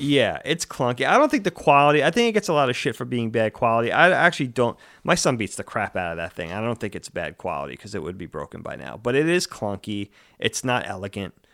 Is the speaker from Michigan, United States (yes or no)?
no; Long Island, New York, United States; I grew up, we grew up on Long Island